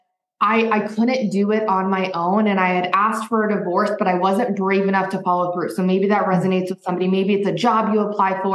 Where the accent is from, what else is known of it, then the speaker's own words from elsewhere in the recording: Midwest, United States; moved away as an adult; also born or lived in Arizona; I grew up in the Midwest